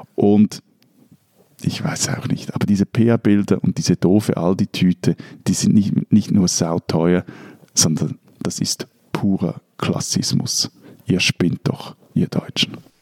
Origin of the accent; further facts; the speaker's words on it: Switzerland; ich als Schweizer